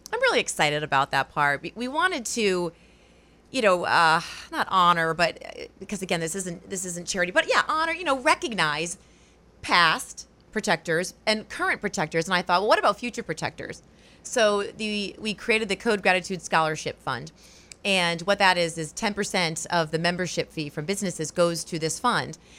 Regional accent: Rhode Island, United States; moved away as an adult; also born or lived in Wausau, Wisconsin; now in Portland, United States; I'm from Rhode Island originally

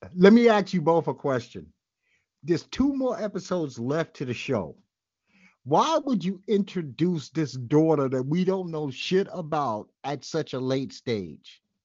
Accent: New York City, New York, United States; by now I'm a well-schooled Brooklynite

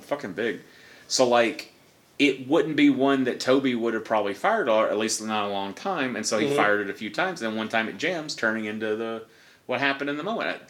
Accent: Alabama, United States; I'm from Alabama

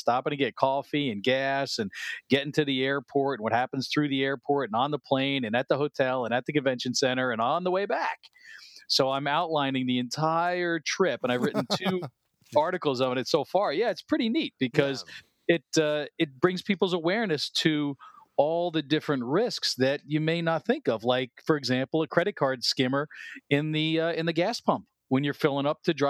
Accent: New Jersey, United States; I mean, I grew up in North Jersey. I was born in the city.

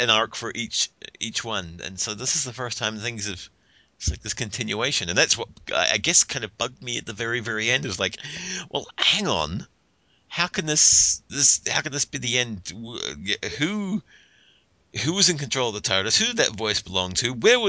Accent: New Zealand; now in United States; I'm from New Zealand

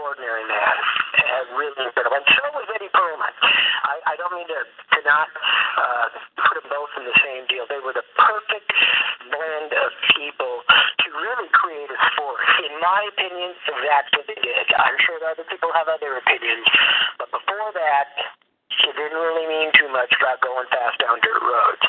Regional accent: Los Angeles, California, United States; moved away; I was born in Los Angeles and lived there my entire life. I'm a third generation Los Angelian on my mother's side

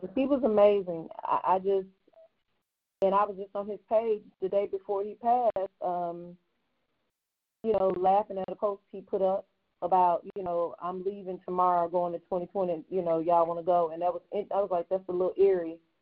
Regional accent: Mississippi, United States; I'm from Mississippi

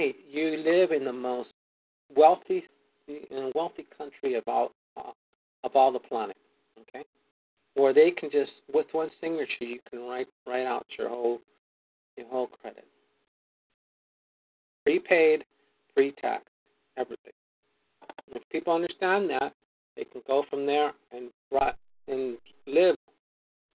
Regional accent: California, United States; also born or lived in Arizona; I come from California

